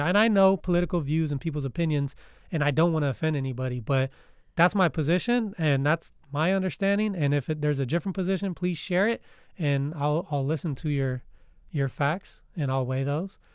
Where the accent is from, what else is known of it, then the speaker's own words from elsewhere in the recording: United States; Us as American citizens